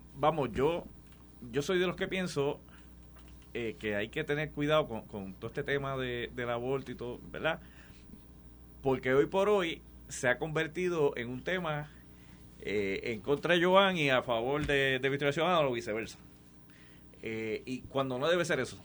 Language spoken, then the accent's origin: Spanish; Puerto Rico; yo soy gente de las Marías, de San Sebastián